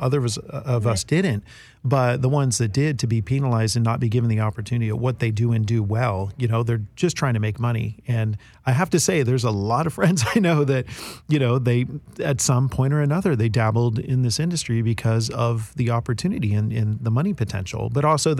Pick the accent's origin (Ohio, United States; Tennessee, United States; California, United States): California, United States; Bay Area; growing up in the Bay Area